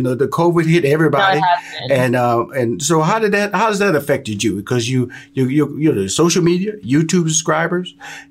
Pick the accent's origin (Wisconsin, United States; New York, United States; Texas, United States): Texas, United States; Houston; Well, I'm born and raised in Houston.